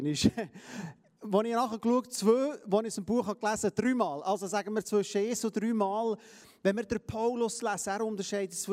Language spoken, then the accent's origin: German; Palestine; Wir sind Palästinenser. Wir, sind, wir gehören zu den Heiden.